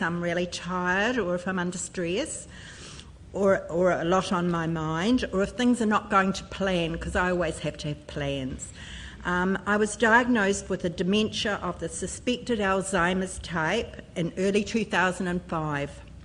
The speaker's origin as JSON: {"language": "English", "town": "Christchurch", "region": "Canterbury", "country": "New Zealand", "said": "I come from Christchurch"}